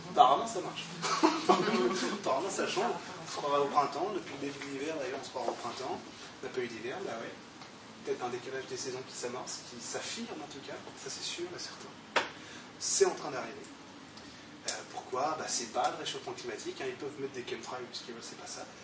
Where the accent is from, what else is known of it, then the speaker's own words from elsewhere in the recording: Grand Est, France; J'étais allemand, mais je suis alsacien.